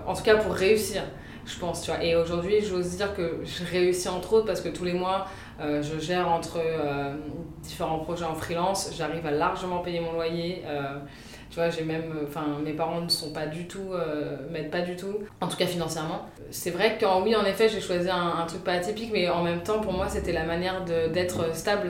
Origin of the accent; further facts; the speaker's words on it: Paris, Île-de-France, France; also born or lived in London; j'habite à Paris, je suis née à Paris, j'ai habité 5 ans à Londres